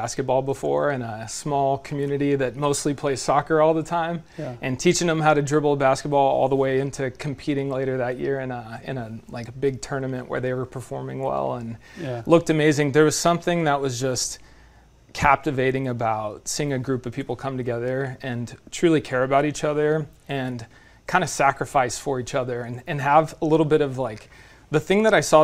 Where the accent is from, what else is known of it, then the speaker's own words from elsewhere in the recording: Fresno, California, United States; I grew up in Fresno.